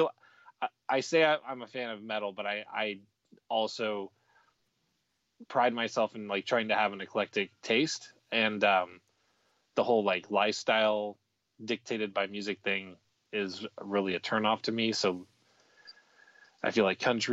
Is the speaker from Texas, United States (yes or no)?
yes; Texas, United States; I was born in Texas